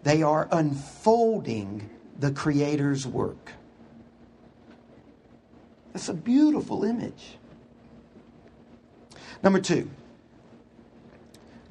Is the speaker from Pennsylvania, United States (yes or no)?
no; Houston, Texas, United States; I grew up in Houston.